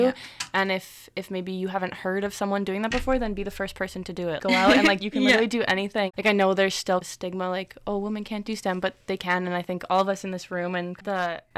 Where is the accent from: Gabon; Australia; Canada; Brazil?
Canada; Calgary, Alberta; moved away as an adult; now in Kingston, Canada; I'm from Calgary